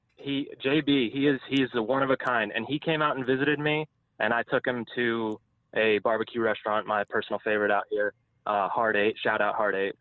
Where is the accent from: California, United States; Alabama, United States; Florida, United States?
Florida, United States; South; I'm from South Florida. I'm from like the Miami, Fort Lauderdale area.